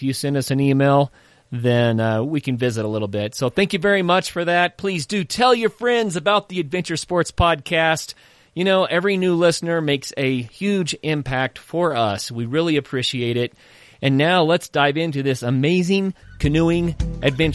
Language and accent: English; Tahlequah, Oklahoma, United States; I grew up in Tahlequah, Oklahoma